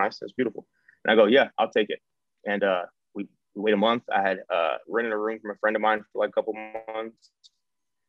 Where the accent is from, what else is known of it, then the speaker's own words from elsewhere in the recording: Cleveland, Ohio, United States; moved away as an adult; I'm from Cleveland. I've never been anywhere other than now